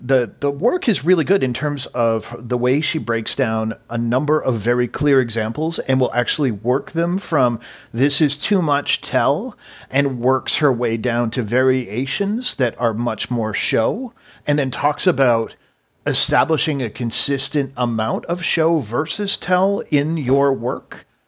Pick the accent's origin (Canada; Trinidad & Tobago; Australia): Canada; as a Canadian